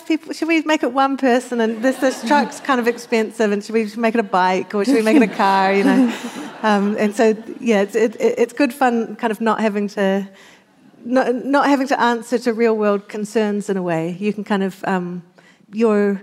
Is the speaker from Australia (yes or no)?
no; New Zealand; I always found growing up in New Zealand